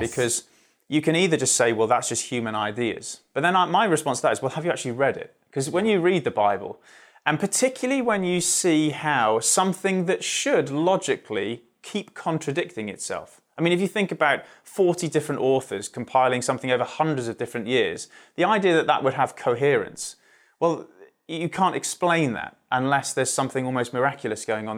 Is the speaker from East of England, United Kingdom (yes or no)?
no; Surrey, South East England, United Kingdom; just outside London in Surrey